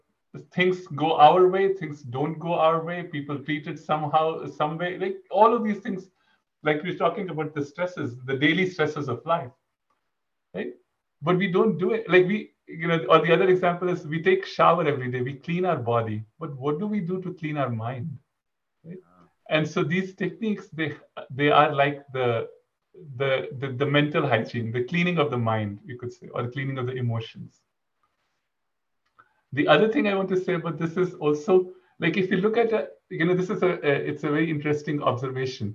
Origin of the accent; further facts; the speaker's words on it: India; moved away as an adult; also born or lived in College Station, Texas; I grew up in India. Until my undergraduate, I was in India, and then for graduate school, I moved to Texas